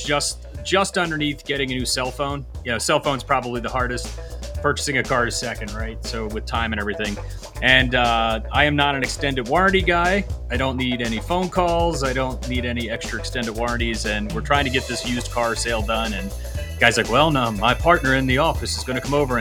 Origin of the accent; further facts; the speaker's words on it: North Wales, Pennsylvania, United States; I'm an old North Wales boy